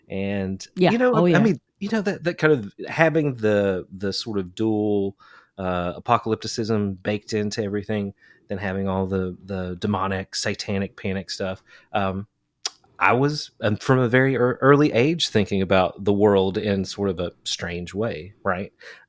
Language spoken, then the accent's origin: English; Kentucky, United States; That's I grew up in Eastern Kentucky and I was just talking about this recently too.